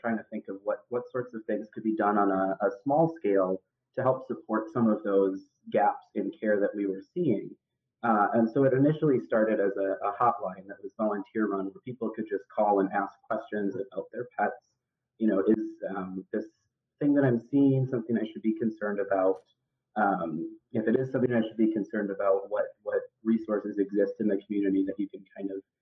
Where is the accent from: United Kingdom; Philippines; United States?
United States; Madison, Wisconsin; moved away as an adult; I grew up in Madison, Wisconsin, so when I came back here for vet school, it was returning to my old stomping grounds a little bit, and I'm currently still in Madison, Wisconsin